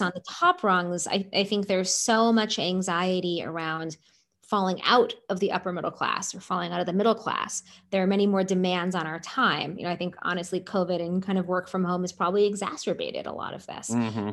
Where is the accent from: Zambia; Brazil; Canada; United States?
United States; Seattle, Washington; When I was growing up in Seattle